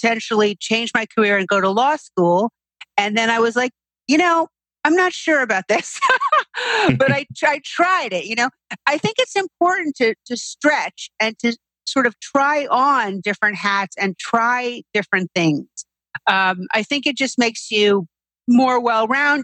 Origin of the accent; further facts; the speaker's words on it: New York City, New York, United States; I grew up here in New York City, and I'm still living here in New York City